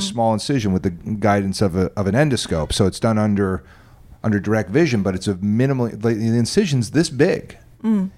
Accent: New Jersey, United States; moved away; also born or lived in New York; I grew up in New Jersey and around around New York and New Jersey

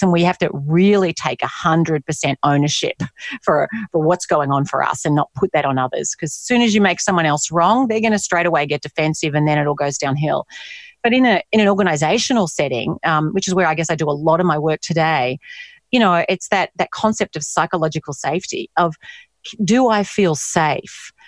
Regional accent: Australia; moved away as an adult; also born or lived in United States; being Australian

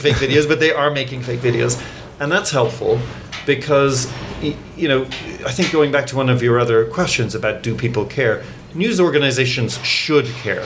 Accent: Ireland; also born or lived in England; now in United States; I was born in England, grew up in Ireland, and now I live in the United States

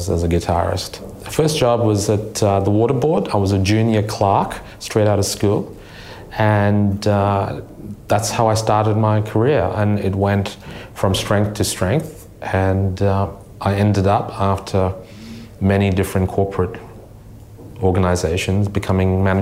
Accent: Kolkata, West Bengal, India; now in Australia; born in a middle-class family, pretty privileged life in Calcutta

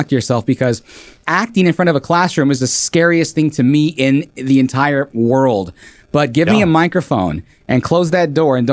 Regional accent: Southern California, United States; also born or lived in Dallas; growing up in Southern California.

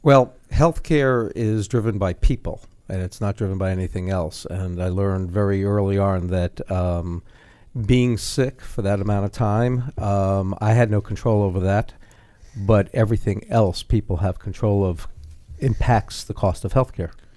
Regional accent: New York City, New York, United States; Brooklyn, New York

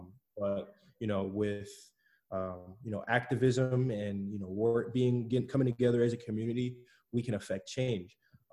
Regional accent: Clermont, Florida, United States; also born or lived in Chicago, Illinois; Moved to Claremont with my parents when I was about three in 2001. So I've been living in Claremont for about 18 years now

